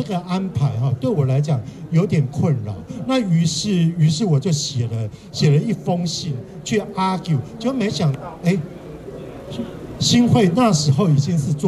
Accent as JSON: {"language": "Chinese", "region": "Kaohsiung", "country": "Taiwan", "said": "我也是高雄人。"}